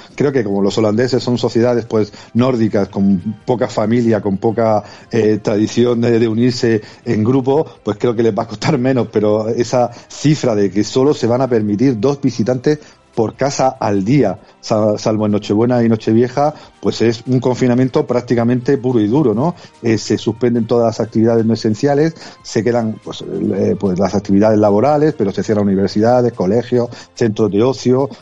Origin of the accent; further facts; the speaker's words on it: Region of Murcia, Spain; a los que venimos de Murcia